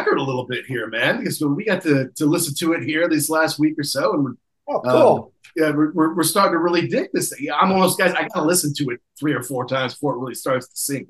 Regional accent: Midwest, United States; But that was a bummer for me, you know, because I grew up in the Midwest.

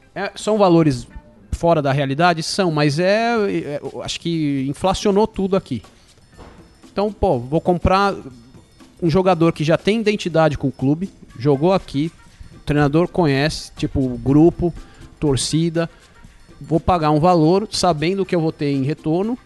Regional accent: Brazil; now in England; E nós somos brasileiros

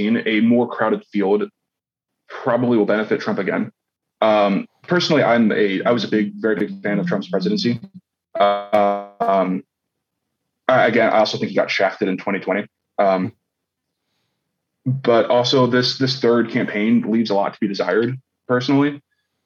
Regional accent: Cincinnati, Ohio, United States; Cincinnati, Ohio, my hometown

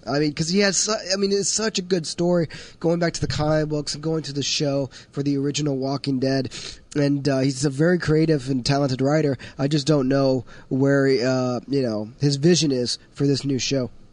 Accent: Los Angeles, California, United States; I'm an L A native. I was born in Los Angeles, grew up there

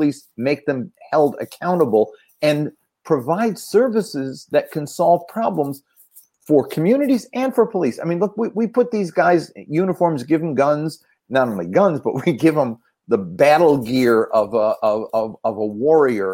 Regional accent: Philadelphia, Pennsylvania, United States; I grew up in Frank Rizzo's Philadelphia.

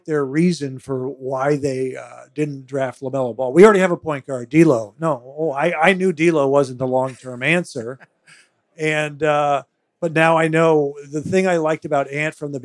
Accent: Hastings, Minnesota, United States; moved away; also born or lived in New Jersey; I grew up here. I grew up in Minnesota

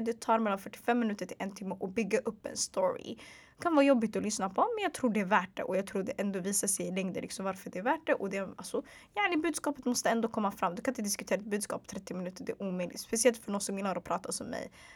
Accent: Stockholm, Stockholm County, Sweden; also born or lived in Hagsätra / Bredäng; Så jag är född och uppvuxen i Sverige, född och uppvuxen i Stockholms södra förorter

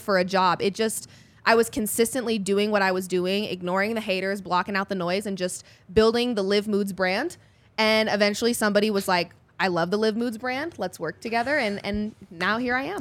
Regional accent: Denver, Colorado, United States; also born or lived in Fort Worth, Texas; Denver, born and raised

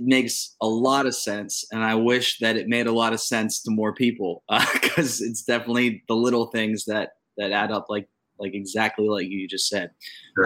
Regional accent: Youngstown, Ohio, United States; I'm from Youngstown, which is an hour west of you

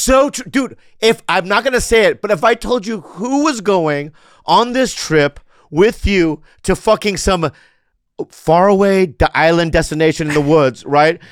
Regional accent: San Diego, California, United States; I grew up in San Diego.

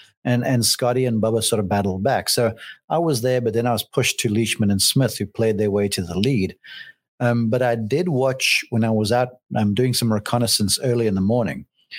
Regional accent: South Africa; I would lean towards the two Australians, even though I'm South African deep down.

